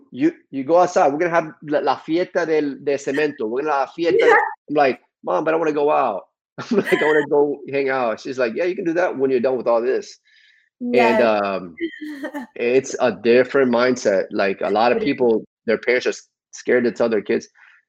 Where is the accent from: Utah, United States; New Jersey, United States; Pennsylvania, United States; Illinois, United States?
New Jersey, United States; born there; Yeah, I was born in New Jersey, but I've been here most of my life.